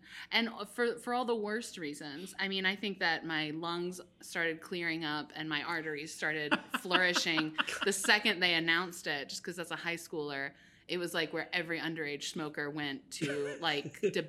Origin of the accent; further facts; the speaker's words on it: Charlotte, North Carolina, United States; it's my hometown.